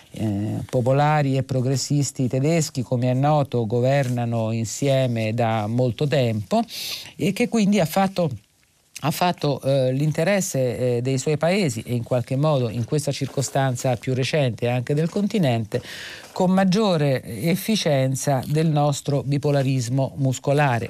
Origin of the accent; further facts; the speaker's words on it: Rome, Lazio, Italy; per noi che siamo romani